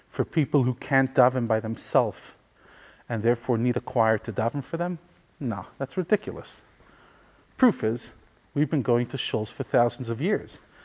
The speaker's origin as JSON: {"language": "English", "town": "New York City", "region": "New York", "country": "United States", "tie": "born or raised there", "said": "growing up in Crown Heights"}